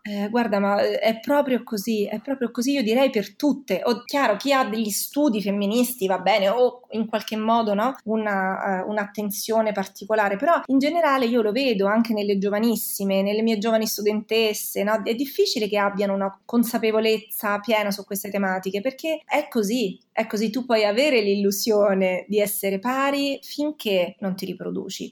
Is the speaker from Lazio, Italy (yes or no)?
yes; Rome, Lazio, Italy; io sono di Roma